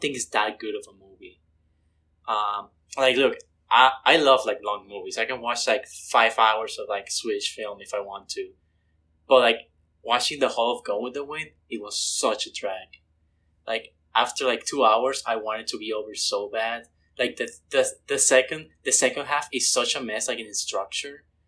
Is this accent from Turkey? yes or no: no; Mexico; moved away; I'm originally from Mexico.